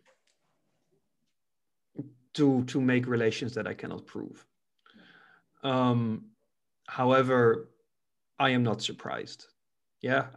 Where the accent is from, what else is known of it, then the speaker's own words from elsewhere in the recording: Netherlands; also born or lived in Albania; when I came back from Albania to the Netherlands in 2017, I really looked at my own country